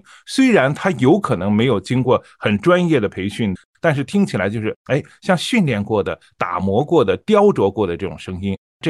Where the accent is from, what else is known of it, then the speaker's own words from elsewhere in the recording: Shandong, China; 我是山东人，